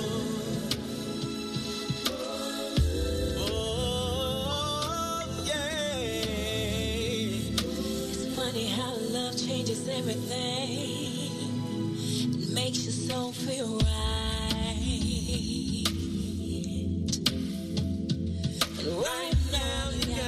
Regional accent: Washington, District of Columbia, United States; when they come from my hometown, that's a plus plus

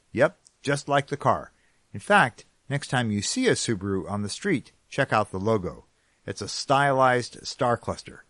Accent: California, United States; now in New England, United States; I'm a Californian who ended up in New England

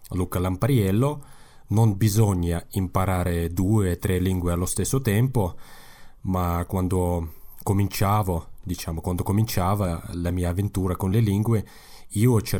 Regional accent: Kazakhstan; Italian is a second language; Sì, ma eh, per me è molto più facile usare il russo perché quando eh, sono andato a scuola, tutto diciamo, l'insegnamento era in russo, ma parlavo il kazako in casa

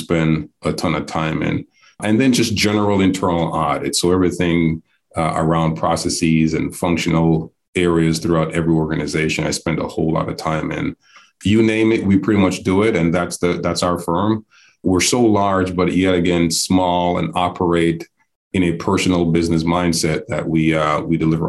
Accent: Jamaica; moved away as an adult; also born or lived in New York City / Hattiesburg, Mississippi; now in Atlanta, United States; I'm actually based in Atlanta, and I'll get to that to this later, but born and raised in Jamaica by way of New York City.

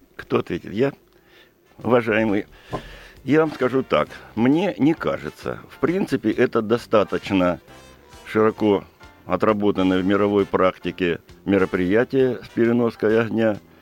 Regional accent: Krasnodar Krai, Russia; я сам из Кубани и сам кубанский казак по происхождению

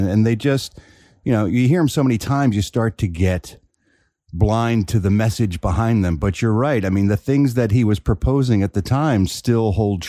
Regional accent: Philadelphia, Pennsylvania, United States; as a Philly kid growing up in Philadelphia

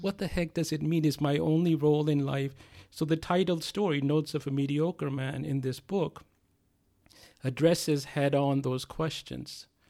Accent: India; also born or lived in United States; now in California, United States; being an Indian

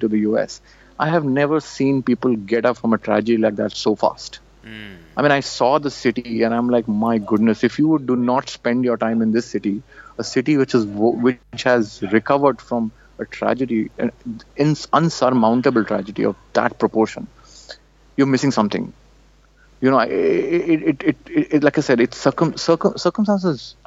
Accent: India; moved away as an adult; I come from India

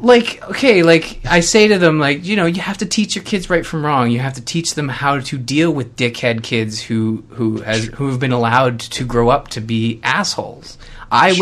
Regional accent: Canada; growing up as a Canadian

